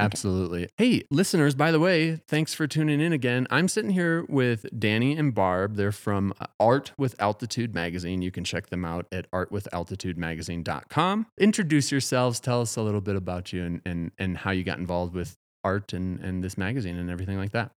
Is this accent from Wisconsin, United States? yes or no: yes; Madison, Wisconsin, United States; moved away as an adult; now in Colorado, United States; since moving to Colorado, I'm from Wisconsin